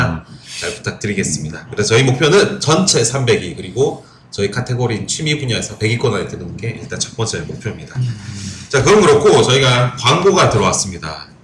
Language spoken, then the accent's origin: Korean; Gyeongju, North Gyeongsang, South Korea; moved away; 저는 경주고.